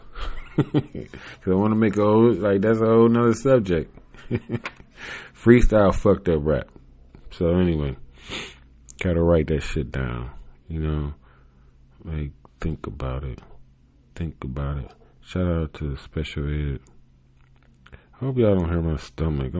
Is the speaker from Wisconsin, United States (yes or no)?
no; Cleveland, Ohio, United States; I'm not from the Midwest. I am from the north side. I'm from the end of the fucking country called an island. It's an island called Cleveland.